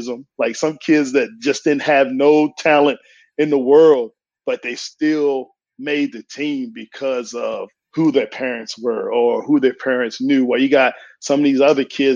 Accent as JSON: {"language": "English", "region": "Eastern Shore of Virginia", "country": "United States", "tie": "born or raised there", "said": "Growing up in the Eastern Shore of Virginia"}